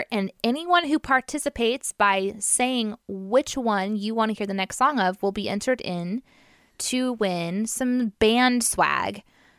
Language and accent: English; Springfield, United States; when I was growing up in Springfield.